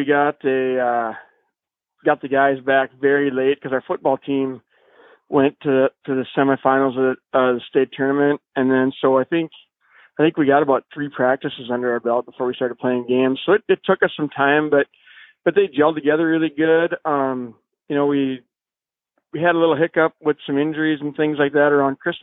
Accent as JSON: {"language": "English", "town": "Hutchinson", "region": "Minnesota", "country": "United States", "tie": "born or raised there", "said": "I grew up in Hutchinson"}